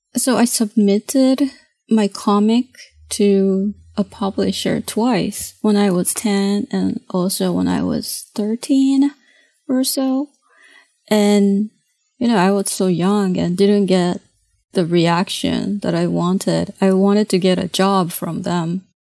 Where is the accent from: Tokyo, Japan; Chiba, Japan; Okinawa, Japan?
Tokyo, Japan; English is a second language; moved away as an adult; now in United States; I grew up in Tokyo until I was eleven